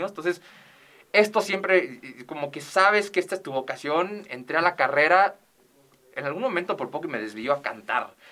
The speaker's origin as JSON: {"language": "Spanish", "town": "Ciudad Juárez", "region": "Chihuahua", "country": "Mexico", "tie": "born or raised there", "also_born_or_lived": "El Paso / Mexico City", "moved": "yes", "said": "decir que soy de Juárez a mí me llena de mucho, de, mucho orgullo"}